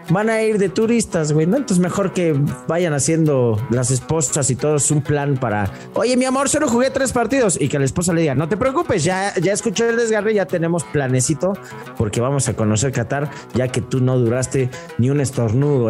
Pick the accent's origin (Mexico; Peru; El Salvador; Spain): Mexico; siendo mexicano